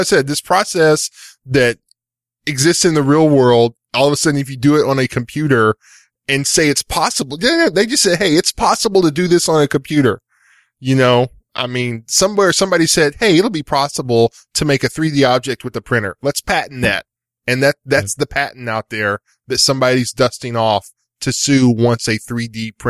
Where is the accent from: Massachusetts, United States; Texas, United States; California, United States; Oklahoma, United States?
Texas, United States; So, I'm a Texan from East Texas.